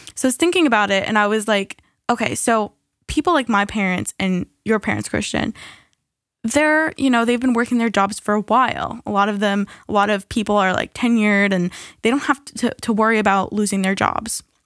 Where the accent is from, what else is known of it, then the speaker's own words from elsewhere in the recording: United States; as an American